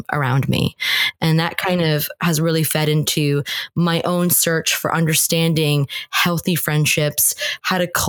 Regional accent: New Jersey, United States; moved away as an adult; also born or lived in Northern Ireland; I was born and raised in New Jersey, which is where I currently live

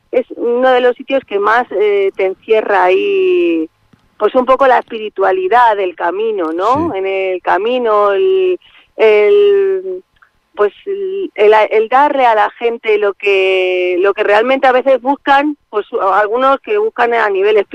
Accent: Madrid, Community of Madrid, Spain; nosotros somos madrileños, y en la vorágine de Madrid

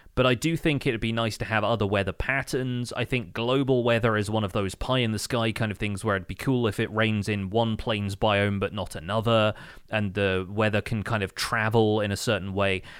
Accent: United Kingdom; as a British person

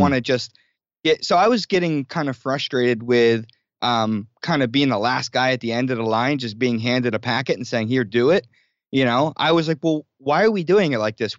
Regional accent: New Jersey, United States; moved away as an adult; also born or lived in New York City; I grew up in South Jersey near Philadelphia

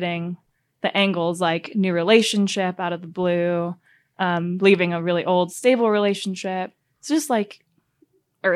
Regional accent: Honolulu, Hawaii, United States; born or raised there; moved away as an adult; also born or lived in Sweden; now in Denver, United States

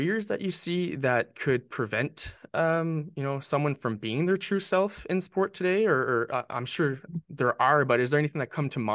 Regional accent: Northern New Brunswick, Canada; I played as every Canadian kid, Northern New Brunswick Canadian kid. I played hockey growing up

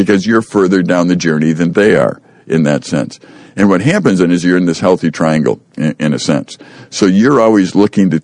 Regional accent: Chicago, Illinois, United States; I grew up in Chicago

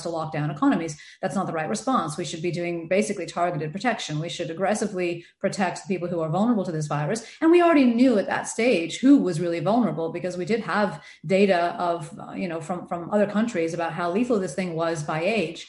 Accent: United States; accent: American; moved away as an adult; also born or lived in Adelaide, Australia; now in Sydney, Australia; I'm American, as you can probably tell from the accent

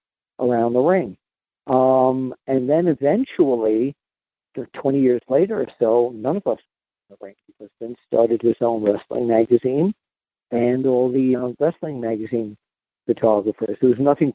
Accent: New York City, New York, United States; When I was a kid growing up in Queens

